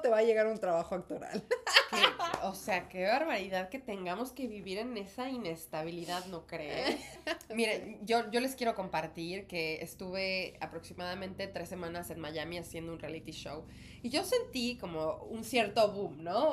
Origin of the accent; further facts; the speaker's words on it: Mexico; now in New York, United States; Y ambas somos actrices mexicanas.